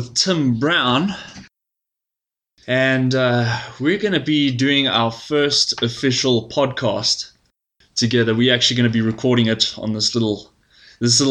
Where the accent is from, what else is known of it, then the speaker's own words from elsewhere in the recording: Paulpietersburg, KwaZulu-Natal, South Africa; I'm originally from Natal, from a little town called Paul Petersburg, right, near Vryheid